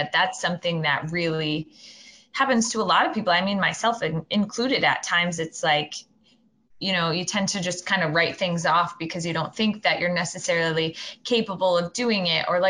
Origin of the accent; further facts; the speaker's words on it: Rhode Island, United States; I'm from Rhode Island